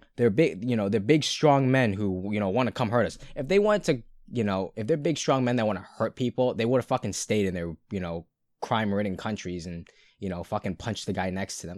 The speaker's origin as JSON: {"language": "English", "area": "Brighton", "region": "Massachusetts", "country": "United States", "tie": "born or raised there", "said": "I'm no longer in Brighton. So I'd have to troop thirty minutes back to my hometown"}